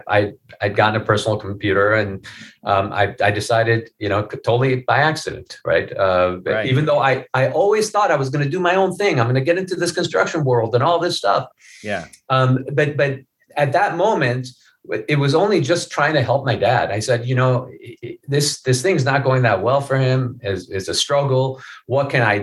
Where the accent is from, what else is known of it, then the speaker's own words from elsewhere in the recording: Iran; moved away; when I was a little kid, I grew up in Iran